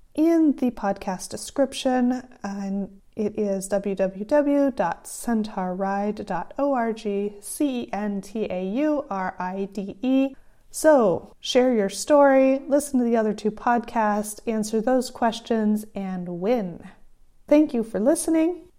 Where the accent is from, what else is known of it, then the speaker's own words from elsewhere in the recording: California, United States; accent: Californian; my own Californian accent has sometimes been difficult for some people to understand